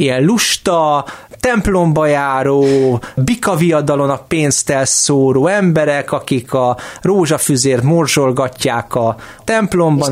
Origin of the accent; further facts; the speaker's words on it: Hungary; én itt Magyarországon, magyarként élve